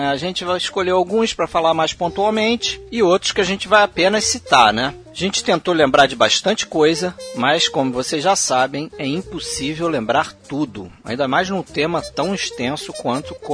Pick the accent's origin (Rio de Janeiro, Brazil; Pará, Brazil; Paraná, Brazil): Rio de Janeiro, Brazil; sou também do Rio de Janeiro.